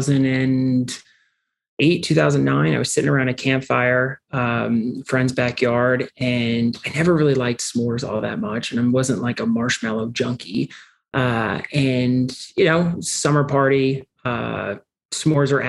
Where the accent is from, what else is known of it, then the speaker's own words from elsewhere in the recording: New York, United States; moved away as an adult; now in Bethlehem, United States; I'm actually from New York originally